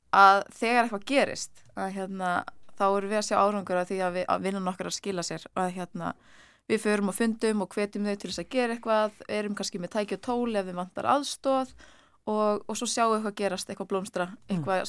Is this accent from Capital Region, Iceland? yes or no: no; Ísafjörður, Westfjords, Iceland; now in Reykjavík, Iceland; ég er frá Ísafjörði